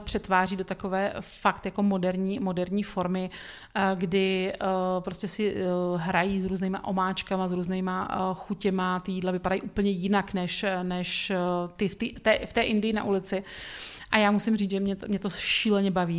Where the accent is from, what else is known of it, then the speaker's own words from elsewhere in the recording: Brno, South Moravian Region, Czechia; jako Brňák